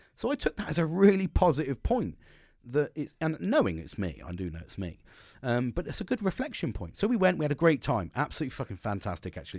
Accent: United Kingdom

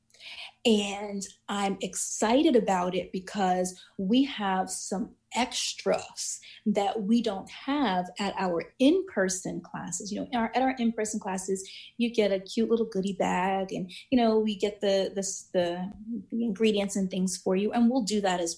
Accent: New York, United States; I grew up in New York

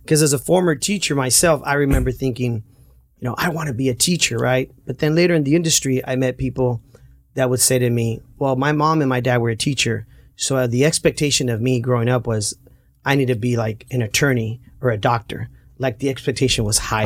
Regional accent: Santa Ana, California, United States; Growing up in Santana, a lot of our friends, you know, ended up at Century High School

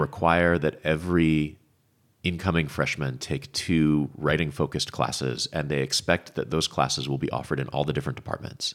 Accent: Vermont, United States; moved away as an adult; now in Paso Robles, United States; I grew up in Vermont.

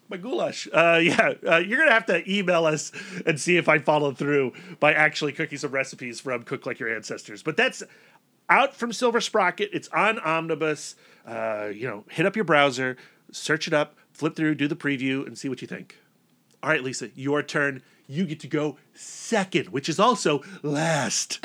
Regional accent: Northern Virginia, United States; we grew up in Northern Virginia

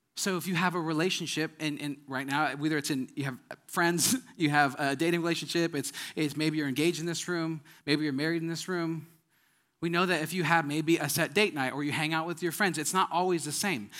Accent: Wisconsin, United States; moved away; I'm from Wisconsin

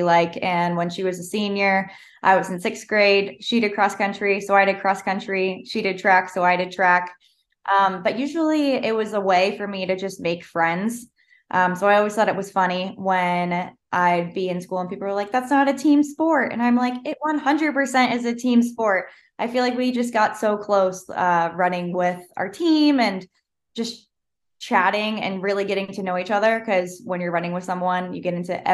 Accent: Florida, United States; moved away as an adult; now in Utah, United States; I grew up in Florida

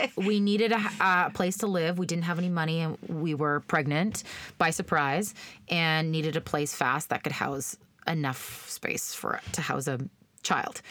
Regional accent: Brownlee, Saskatchewan, Canada; moved away; I went to school in Brownlee.

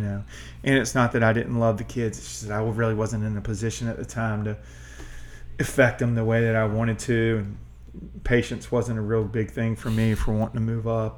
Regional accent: Colonial Heights, Virginia, United States; I grew up in Colonial Heights

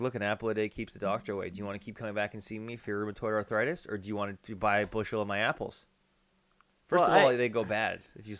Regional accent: Ireland; I'm Irish.

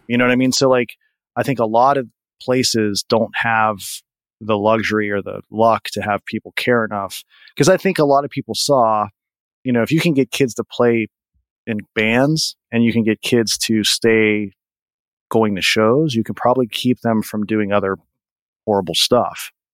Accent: Pennsylvania, United States; I grew up pretty much 30 minutes from where I live now, which is about 40 minutes from Pittsburgh

